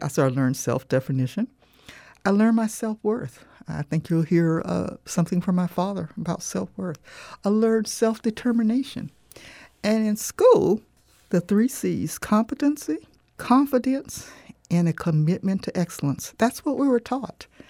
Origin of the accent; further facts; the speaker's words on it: Punta Gorda, Florida, United States; moved away as an adult; also born or lived in Arcadia, Florida / Marion, Virginia / Michigan; I grew up in Ponta Gorda